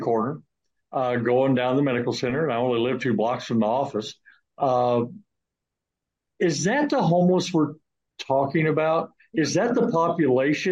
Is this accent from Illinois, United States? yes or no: yes; Southern Illinois, United States; also born or lived in Missouri; now in Houston, United States; I was born and raised in Southern Illinois